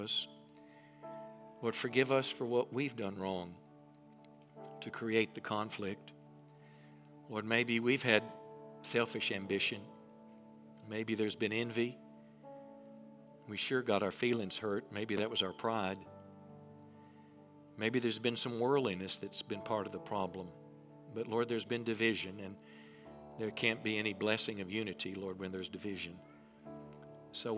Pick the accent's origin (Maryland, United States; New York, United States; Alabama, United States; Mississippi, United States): Mississippi, United States; I was raised in church, a little country church in Mississippi